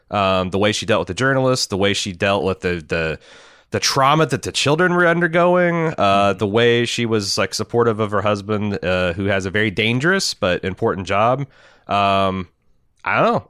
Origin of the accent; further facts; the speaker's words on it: United States; as an American